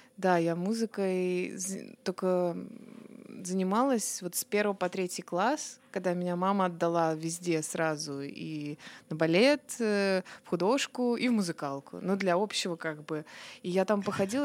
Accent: Obninsk, Kaluga Oblast, Russia; now in Moscow, Russia; я же из Обнинска, угу. вот, из Калужской области

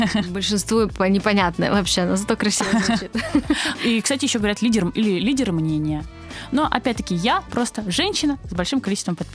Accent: Kazakhstan; born there; Казашка. Ну, нет, но я, но я русская. Да, то есть я родилась в Казахстане

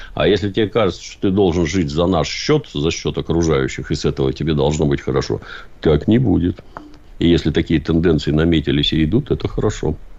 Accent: Saint Petersburg, Russia

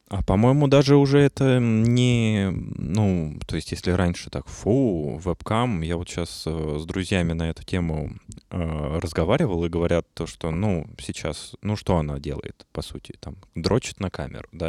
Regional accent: Russia; я именно из России

